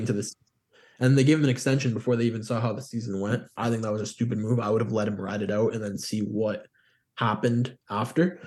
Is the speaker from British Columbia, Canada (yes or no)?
no; Windsor, Ontario, Canada; I'm from Windsor